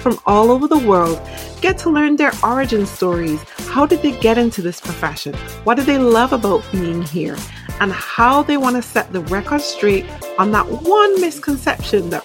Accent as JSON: {"language": "English", "town": "Manchester", "region": "North West England", "country": "United Kingdom", "tie": "born or raised there", "moved": "yes", "said": "In my hometown"}